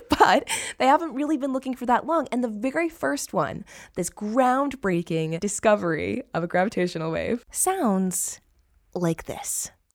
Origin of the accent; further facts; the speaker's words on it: California, United States; my home state